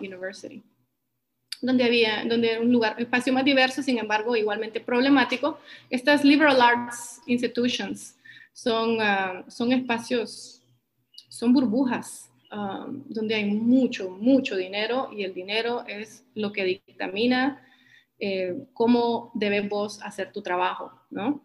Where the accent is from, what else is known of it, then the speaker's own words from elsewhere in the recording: San Pedro Sula, Cortés, Honduras; also born or lived in Washington, United States; yo nací y crecí aquí en San Pedro Sula, en Honduras